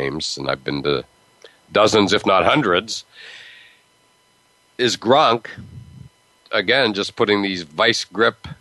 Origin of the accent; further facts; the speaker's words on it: Pittsburgh, Pennsylvania, United States; moved away; I grew up in Pittsburgh